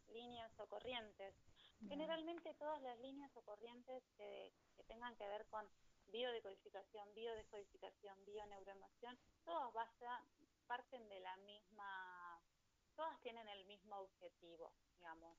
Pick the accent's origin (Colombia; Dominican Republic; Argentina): Argentina; Neuquén; Yo soy de Neuquén